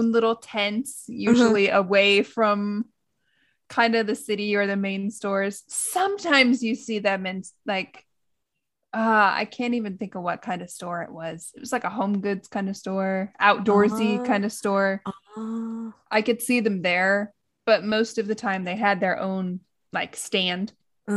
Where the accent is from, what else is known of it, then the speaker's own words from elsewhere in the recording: Midwest, United States; also born or lived in California; now in Japan; in my hometown, in my small town in the Midwest